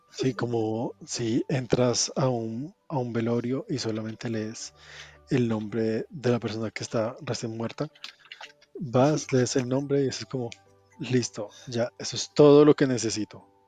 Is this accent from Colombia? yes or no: yes; Colombia